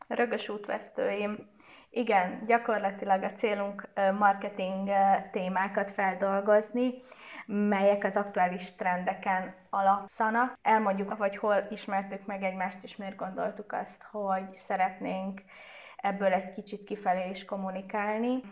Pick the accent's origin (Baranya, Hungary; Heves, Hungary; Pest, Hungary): Baranya, Hungary; Pécs; én kicsi Pécsiként